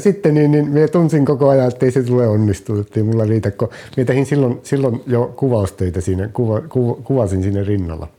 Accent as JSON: {"language": "Finnish", "town": "Kemi", "region": "Lapland", "country": "Finland", "tie": "born or raised there", "also_born_or_lived": "Oulu", "lives_now": "Kukkola, Finland", "said": "Alun perin olen, olen kemiläinen, olen syntynyt Kemissä"}